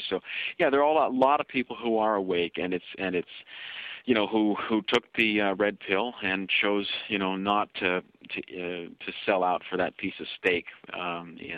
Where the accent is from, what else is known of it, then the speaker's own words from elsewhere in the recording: Kenya; now in Canada; in my own political experiences uh, as a Kenyan Canadian, I've you know, I've worked with various groups across Canada